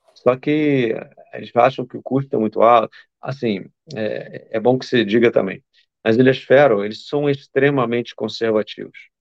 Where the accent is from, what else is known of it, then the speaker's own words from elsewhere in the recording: Duque de Caxias, Rio de Janeiro, Brazil; moved away as an adult; now in Faroe Islands; da minha terra. Terra boa, a Baixada Fluminense.